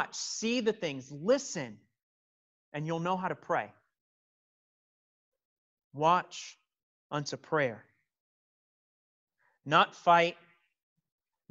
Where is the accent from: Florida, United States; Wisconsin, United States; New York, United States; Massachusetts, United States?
Florida, United States; Miami; taking field trips in elementary school growing up in Miami